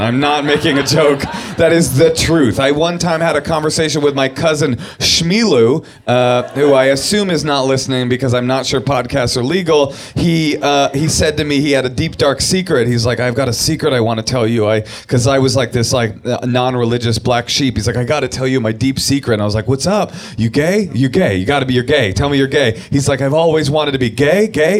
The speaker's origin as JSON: {"language": "English", "town": "Oakland", "region": "California", "country": "United States", "tie": "born or raised there", "also_born_or_lived": "New York", "said": "where I was to grow up, my hometown of Oakland, California. That's where I'm from"}